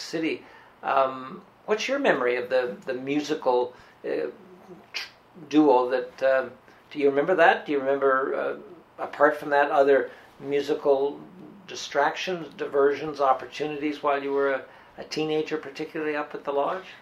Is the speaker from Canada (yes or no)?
yes; Barry's Bay, Ontario, Canada; growing up in Barry's Bay